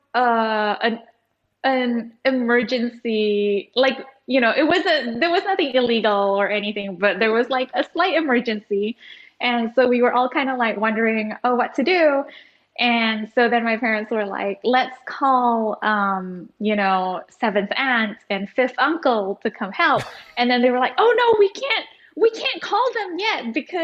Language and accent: English; Singapore; also born or lived in Indonesia; now in Jakarta, Indonesia; And then I was sent to Singapore.